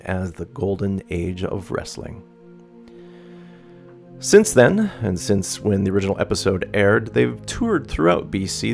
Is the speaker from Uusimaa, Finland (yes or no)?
no; North Karelia, Finland; now in Vancouver, Canada; I'm from North Karelia there.